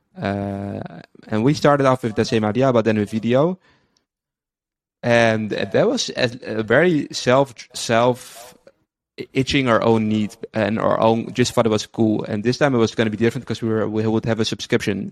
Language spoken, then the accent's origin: English; Amsterdam, North Holland, Netherlands; moved away as an adult; now in Tel Aviv, Israel; originally from the Netherlands, uh, grew up in Amsterdam, and I've been living there all my life until five months ago. Moved to Israel, Tel Aviv